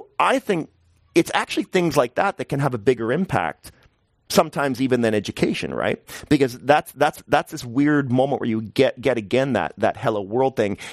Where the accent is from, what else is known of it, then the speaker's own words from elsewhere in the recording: Canada; now in New York, United States; I'm Canadian